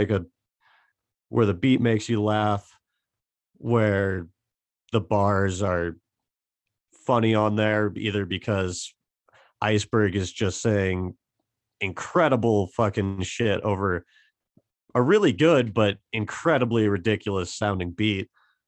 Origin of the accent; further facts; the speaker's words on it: Butte, Montana, United States; Just the whole fuck you, we're from Butte mentality. Like, I just think it's fascinating, honestly, the whole town of Butte, the history.